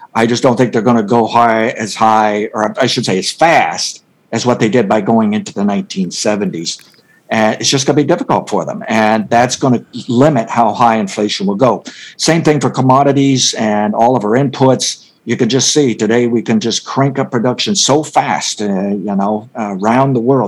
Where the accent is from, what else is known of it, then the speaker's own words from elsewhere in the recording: United States; as an American